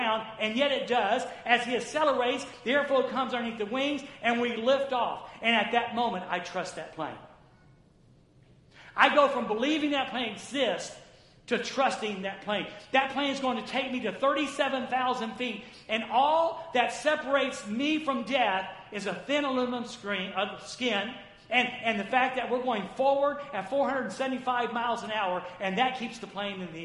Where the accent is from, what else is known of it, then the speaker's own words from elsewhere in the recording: the South, United States; I grew up in the South.